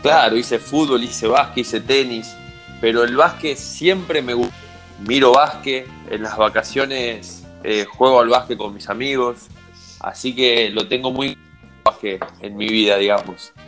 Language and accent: Spanish; Sunchales, Santa Fe, Argentina; moved away as an adult; also born or lived in Buenos Aires; Estoy en Sunchales, sí eh, donde, bueno, donde vivió toda mi vida